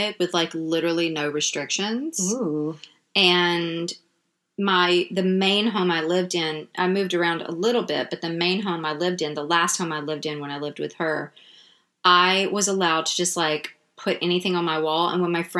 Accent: Jackson, Mississippi, United States; now in Brooklyn, United States; I am originally from Jackson, Mississippi

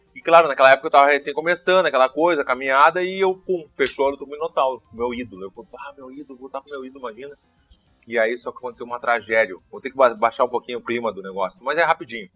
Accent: Porto Alegre, Rio Grande do Sul, Brazil; eu tava em Petrópolis

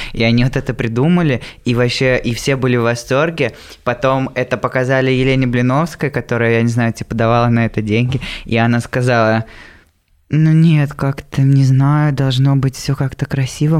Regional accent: Voronezh, Voronezh Oblast, Russia; я из Воронежа

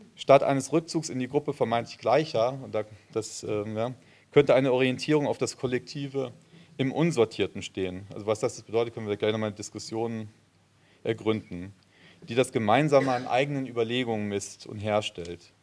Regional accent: Frankfurt, Hesse, Germany; now in Cologne, Germany; ich bin in Frankfurt geboren, insofern doch Hesse

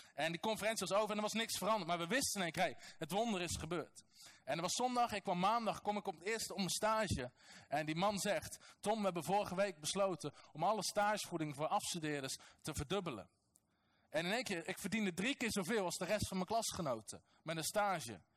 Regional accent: North Brabant, Netherlands; Als nuchtere Nederlander, als Brabander

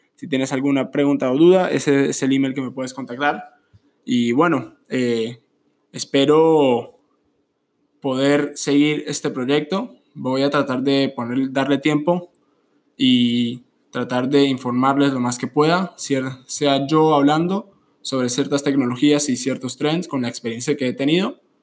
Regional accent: Colombia; soy originalmente de Colombia

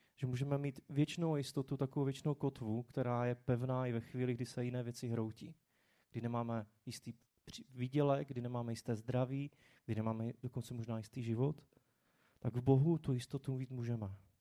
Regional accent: Czechia; jsme se jako Češi

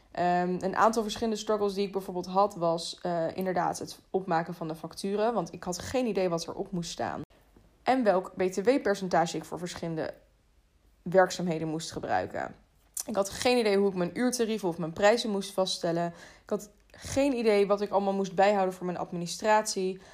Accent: The Hague, South Holland, Netherlands; in Den Haag, waar ik vandaan kom

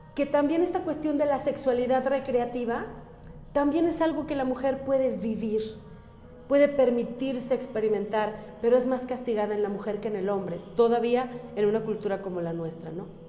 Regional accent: Mexico; Yo amo mi país, yo soy mexicana

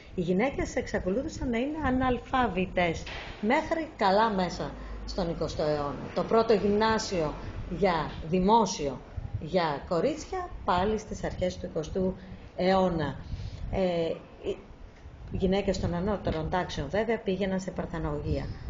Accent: Lamia, Central Greece, Greece; moved away as an adult; also born or lived in Athens / England; now in Thessaloniki, Greece; εκεί πέρασα τα μαθητικά μου χρόνια

